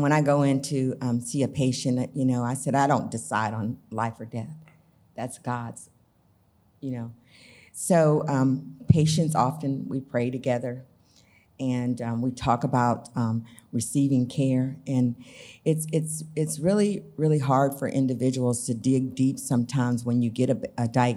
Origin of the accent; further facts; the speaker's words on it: Arkansas, United States; also born or lived in Blytheville, Arkansas / San Diego, California; I was from Arkansas